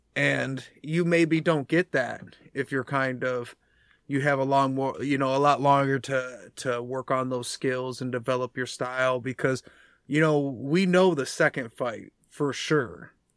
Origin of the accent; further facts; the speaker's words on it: United States; we're American